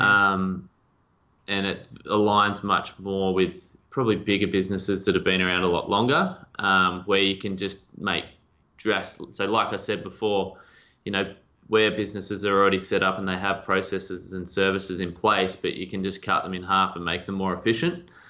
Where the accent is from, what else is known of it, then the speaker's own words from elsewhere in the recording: two and a half hours west of Melbourne, Victoria, Australia; I grew up um, two and a half hours west of Melbourne